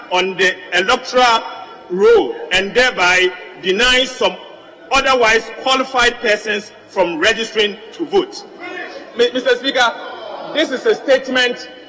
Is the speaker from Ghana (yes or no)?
yes; Ghana; I was born Ghanaian by birth